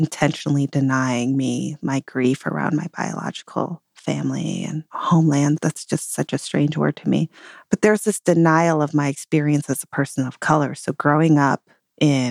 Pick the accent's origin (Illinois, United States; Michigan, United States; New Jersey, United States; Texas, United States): Michigan, United States; Detroit; I grew up in the Detroit area